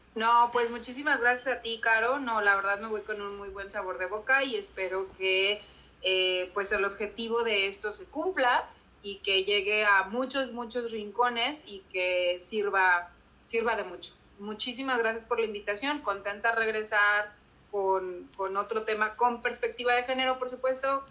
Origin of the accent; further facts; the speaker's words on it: Mexico; moved away as an adult; now in Burbank, United States; nosotros como mujeres mexicanas